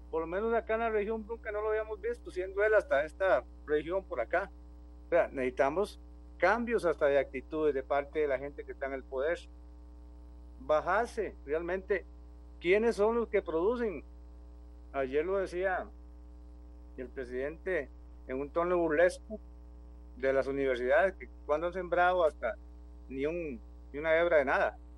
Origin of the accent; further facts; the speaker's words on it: Pérez Zeledón, San José, Costa Rica; Aquí, yo soy de Pérez Heredón, nuestra organización es de Pérez Heredón